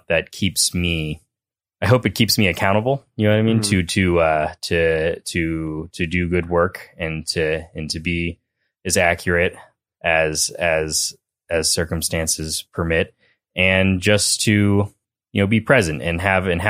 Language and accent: English; Hamilton, Montana, United States; also born or lived in Missoula; my hometown in the Bitterroot in Hamilton